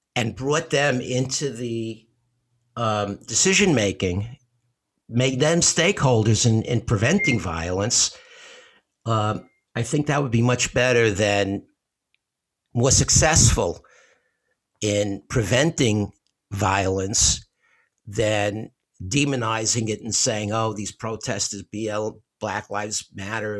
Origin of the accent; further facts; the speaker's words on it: New York City, New York, United States; I grew up in Bensonhurst in Brooklyn